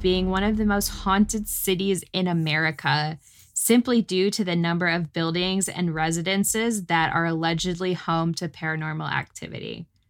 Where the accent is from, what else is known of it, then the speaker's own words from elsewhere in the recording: North Texas, United States; now in Austin, United States; I grew up in North Texas, so we got more snow